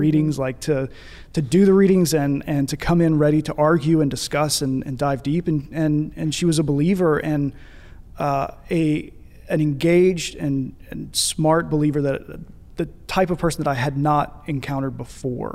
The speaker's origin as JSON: {"language": "English", "town": "Paducah", "region": "Kentucky", "country": "United States", "tie": "born or raised there", "moved": "as an adult", "lives_now": "Birmingham, United States", "said": "We both grew up in Paducah, Kentucky"}